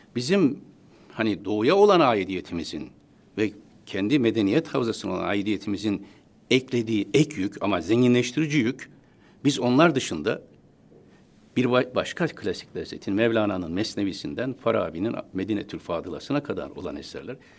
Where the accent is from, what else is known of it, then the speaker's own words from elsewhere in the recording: Istanbul, Turkey; also born or lived in Taşkent, Konya; bin yıl hiç bozulmadan sürdüğü bir ortamda doğdum. Dört yaşına kadar orada kaldım